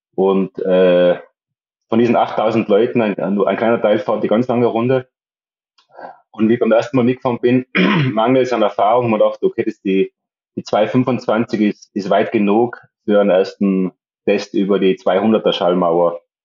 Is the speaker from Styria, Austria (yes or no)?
no; Tyrol, Austria; moved away as an adult; now in Mallorca, Spain; darum bin ich eigentlich in, in Tirol aufgewachsen